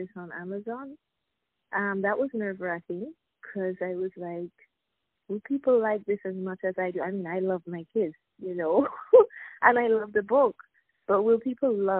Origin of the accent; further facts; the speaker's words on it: Jamaica; now in Saint Lucia; I'm originally from Jamaica. I live in St. Lucia